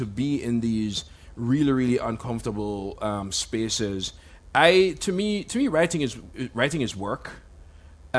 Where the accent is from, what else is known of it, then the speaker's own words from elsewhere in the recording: Jamaica; when I grew up in Jamaica in the 80s